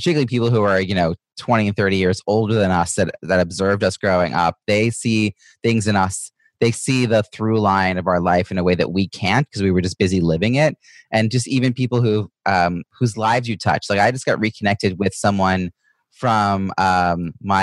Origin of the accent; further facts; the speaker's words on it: Long Island, New York, United States; I grew up in Long Island, not far from where you are